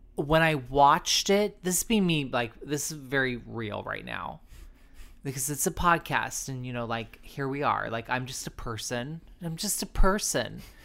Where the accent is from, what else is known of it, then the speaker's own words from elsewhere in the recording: San Diego, California, United States; I'm from San Diego, so I'm from Southern California.